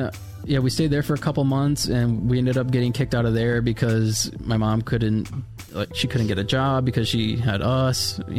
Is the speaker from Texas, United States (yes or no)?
no; Florida, United States; before foster care, I lived in Florida. I was born and raised in Florida. I have four other siblings.